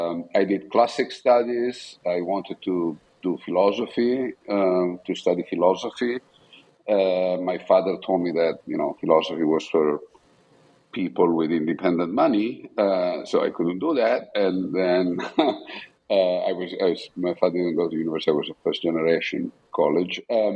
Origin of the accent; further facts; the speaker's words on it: Bucinasco, Lombardy, Italy; also born or lived in Milan; I was born in Milan, Italy, and I grew up in a small town outside Milan, which is called Bucinasco, which is mostly known for the mafia presence, which started in the 70s and 80s.